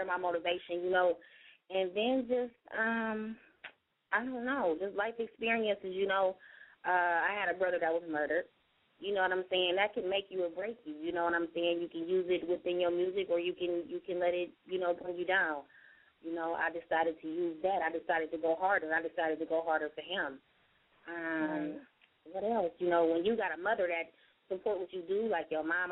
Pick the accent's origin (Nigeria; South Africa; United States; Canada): United States; Akron, Ohio; I'm from Akron, Ohio. You know what I'm saying? That's my hometown.